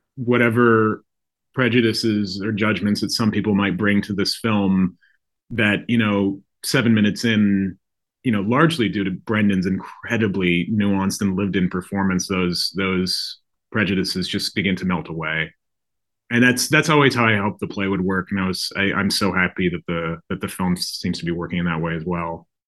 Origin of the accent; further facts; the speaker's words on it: Idaho, United States; I grew up gay in Idaho